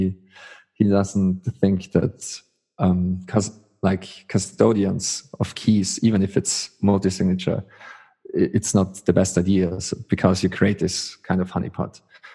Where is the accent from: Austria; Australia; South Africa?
Austria; I'm from Austria.